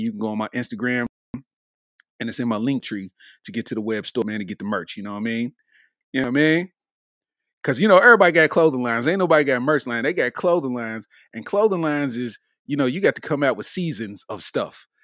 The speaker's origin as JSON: {"language": "English", "town": "Lexington", "region": "Kentucky", "country": "United States", "said": "I'm from Lexington, Kentucky, and we don't be having stuff like"}